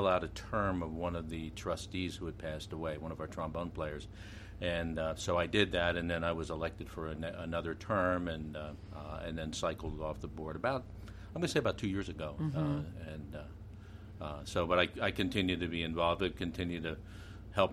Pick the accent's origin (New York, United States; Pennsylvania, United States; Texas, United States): Pennsylvania, United States; Mifflin Park; I remember seeing the Ringgold Band when I was little growing up in Mifflin Park